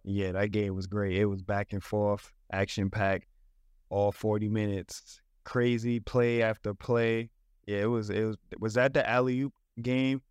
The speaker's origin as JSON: {"language": "English", "region": "New York", "country": "United States", "tie": "born or raised there", "said": "We, we grew up together in New York"}